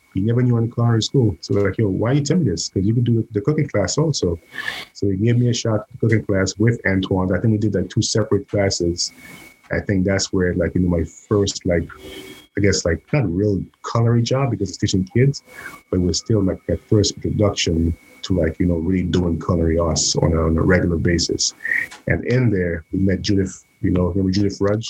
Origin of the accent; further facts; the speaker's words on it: St. Lucia; moved away as an adult; now in New York, United States; I was born in the Caribbean, St. Lucia